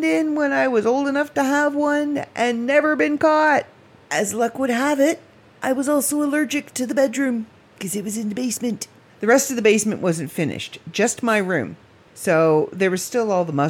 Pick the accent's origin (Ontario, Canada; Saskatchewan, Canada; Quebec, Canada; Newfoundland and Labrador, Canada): Ontario, Canada; Midland; also born or lived in Barrie, Ontario / Port McNicoll, Ontario; we moved from Barrie to Midland